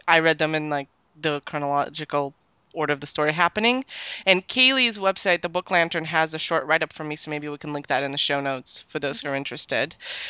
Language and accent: English; Canada; As the Canadian here